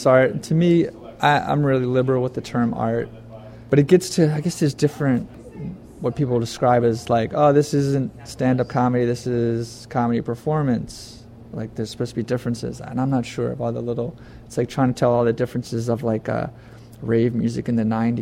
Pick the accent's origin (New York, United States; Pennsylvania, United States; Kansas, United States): Pennsylvania, United States; Philadelphia suburbs, southeastern; also born or lived in Florida / Providence; I grew up mainly in the Philadelphia suburbs and small towns of southeastern Pennsylvania